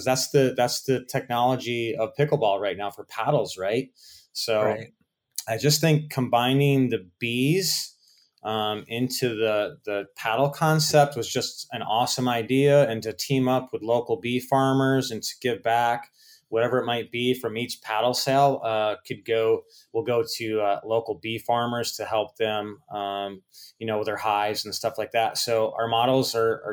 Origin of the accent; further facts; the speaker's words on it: Rochester, New York, United States; also born or lived in Fort Lauderdale, Florida; now in Naples, United States; I went home to Rochester, New York